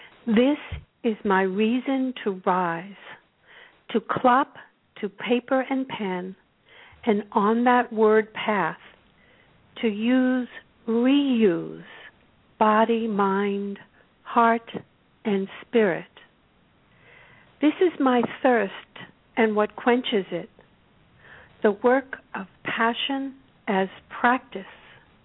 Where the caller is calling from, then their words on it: Topanga, California, United States; I'm calling from Topanga, California.